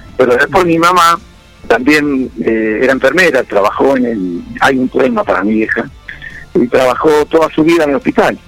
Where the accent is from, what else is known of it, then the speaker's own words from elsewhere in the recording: Dudignac, Buenos Aires Province, Argentina; also born or lived in Carmen de Patagones; now in Junín, Argentina; siempre digo que soy de Duñá. Después si me preguntan dónde vivo es otra cosa.